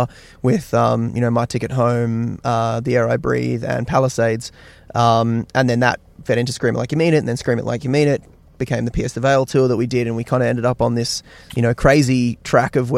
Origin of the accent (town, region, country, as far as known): Australia